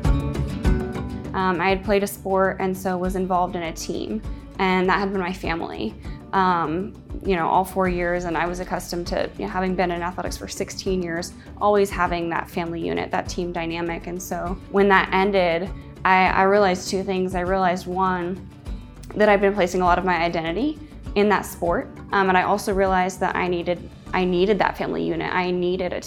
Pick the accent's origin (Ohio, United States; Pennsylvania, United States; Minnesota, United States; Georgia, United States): Georgia, United States; Atlanta; I was born and raised in Atlanta, Georgia